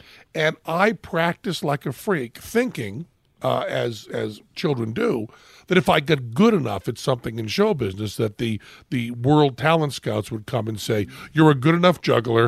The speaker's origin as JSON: {"language": "English", "town": "Greenfield", "region": "Massachusetts", "country": "United States", "tie": "born or raised there", "said": "Greenfield, Massachusetts."}